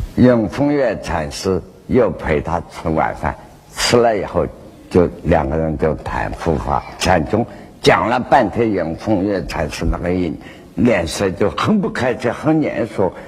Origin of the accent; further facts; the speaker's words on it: China; 我们中国人